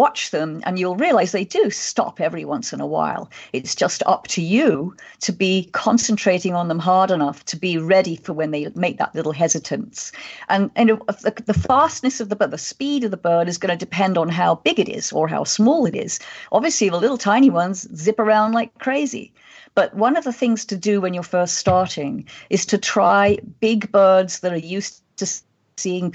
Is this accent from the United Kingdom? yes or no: yes; England, United Kingdom; moved away as an adult; also born or lived in Kenya; when I was a little kid growing up in England